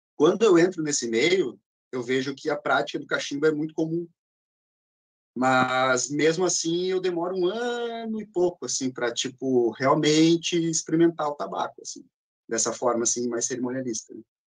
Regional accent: Porto Alegre, Rio Grande do Sul, Brazil; sou natural de Porto Alegre, andei um pouquinho pelo estado

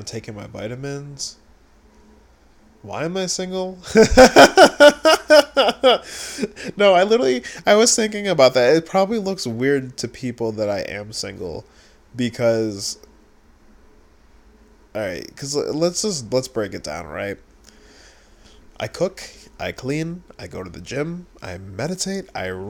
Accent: Buffalo, New York, United States; I'm from Buffalo

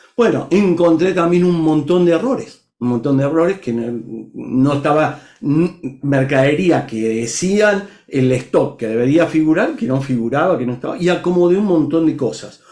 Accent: Argentina; moved away as an adult; now in Brazil; soy argentino viviendo en Brasil hace ya casi 10 años

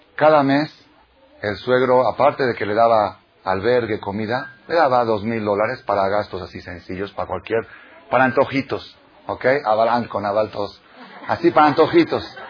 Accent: Buenos Aires, Argentina; moved away; En Buenos Aires, mi país natal

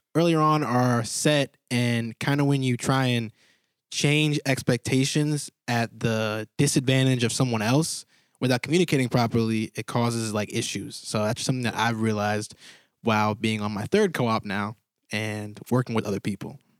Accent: Connecticut, United States; moved away; I'm from Gales Fair, Connecticut, small town

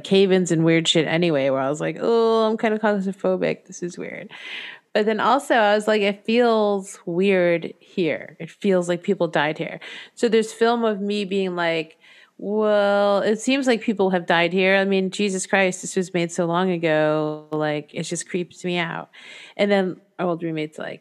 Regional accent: New England, United States; also born or lived in Torrington, Connecticut; I grew up around New England

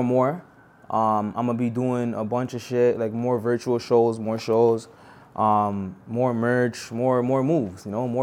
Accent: Toronto, Ontario, Canada; born and raised in Toronto

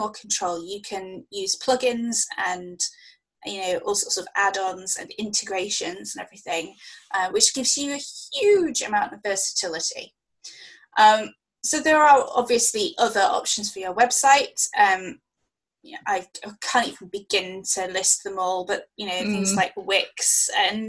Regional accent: United Kingdom; we both make a big thing about being British

